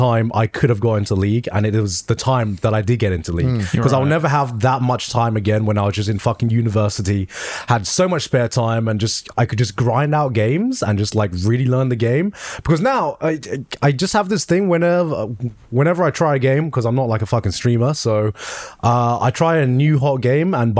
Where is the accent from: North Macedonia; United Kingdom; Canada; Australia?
United Kingdom; I'm just too British